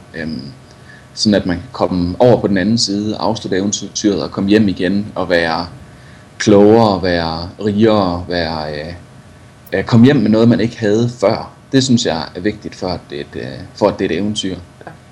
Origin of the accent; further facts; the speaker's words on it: Viborg, Central Denmark Region, Denmark; moved away as an adult; now in Colorado, United States; født og opvokset i, øh, født og opvokset i Viborg